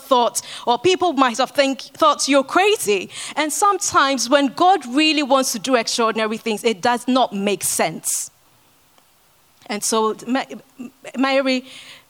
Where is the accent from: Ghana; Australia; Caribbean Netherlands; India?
Ghana; moved away; I grew up in Ghana